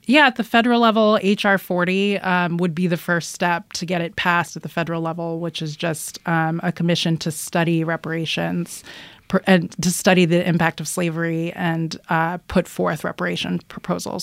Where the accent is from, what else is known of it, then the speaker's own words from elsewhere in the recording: Philadelphia, Pennsylvania, United States; I grew up in Philadelphia